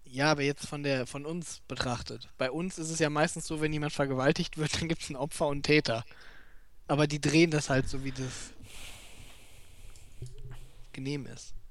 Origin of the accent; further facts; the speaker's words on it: Germany; dazu äußere ich mich als Deutscher